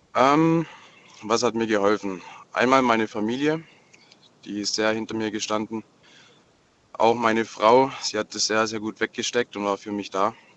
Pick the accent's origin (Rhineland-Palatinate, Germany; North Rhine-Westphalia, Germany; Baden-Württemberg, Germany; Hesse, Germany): Hesse, Germany; Marburg; Ich komme ja aus Marburg